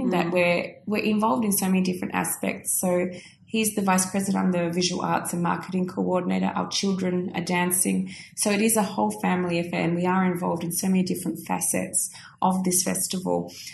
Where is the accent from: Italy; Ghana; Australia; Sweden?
Australia; you can hear I'm very Aussie again. Very Aussie again.